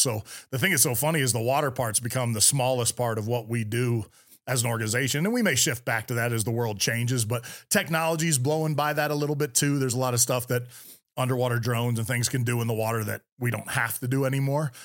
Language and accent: English; Bay Area, California, United States; I grew up in the Bay Area, California, right in the heart of Silicon Valley